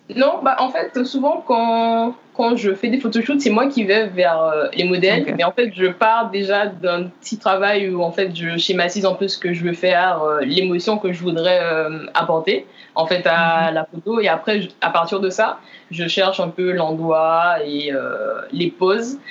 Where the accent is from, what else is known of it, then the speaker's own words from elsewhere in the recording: Lamentin, Guadeloupe; moved away; originaire du Lamentin